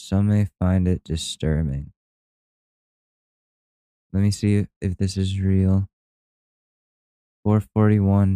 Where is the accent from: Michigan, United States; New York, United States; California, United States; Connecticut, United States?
Connecticut, United States; Ridgefield; my hometown of Ridgefield, Connecticut